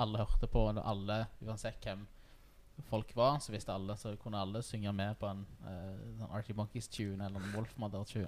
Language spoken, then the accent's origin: Norwegian; Stavanger, Rogaland, Norway; also born or lived in Storhaug, Stavanger; jeg er født på Storhaug, men jeg vokste opp på Tasta